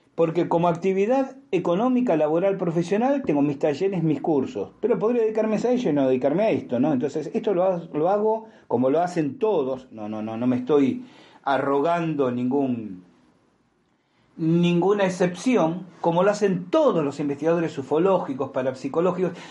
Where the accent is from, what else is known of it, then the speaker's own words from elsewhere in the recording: Argentina; en Argentina lo decimos